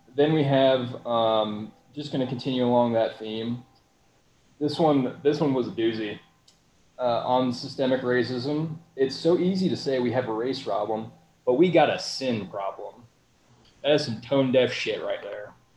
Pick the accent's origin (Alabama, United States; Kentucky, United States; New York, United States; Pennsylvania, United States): Kentucky, United States; Louisville; moved away; I was from Louisville, Kentucky. Still got family there.